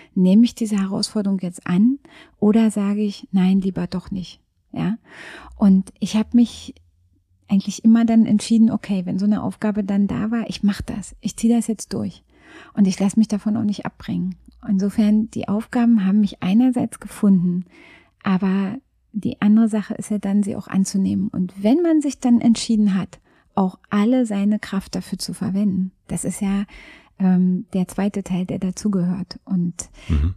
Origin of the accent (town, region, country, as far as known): Frankfurt, Brandenburg, Germany; born or raised there; now in Berlin, Germany